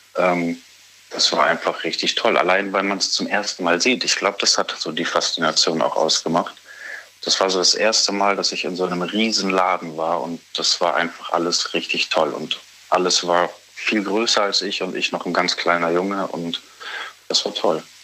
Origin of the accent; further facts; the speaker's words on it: Bavaria, Germany; Ich bin in Bayern aufgewachsen